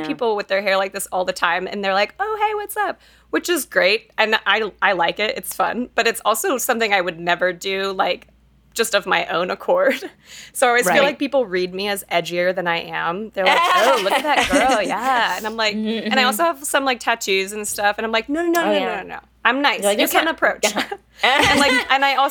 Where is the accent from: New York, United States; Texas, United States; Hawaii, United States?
Texas, United States; Fort Worth; now in Denver, United States; Monica and I grew up in Texas in Fort Worth.